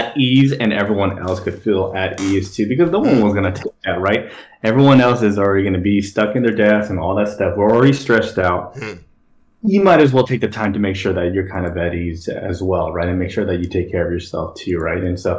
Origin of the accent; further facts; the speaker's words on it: Long Beach, California, United States; I come from Long Beach, right? My parents are immigrants